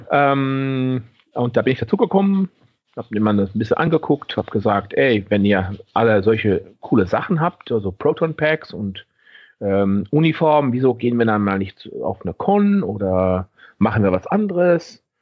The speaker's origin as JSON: {"language": "German", "country": "Netherlands", "said": "Ich komme ja aus Holland und bin 44 Jahre alt."}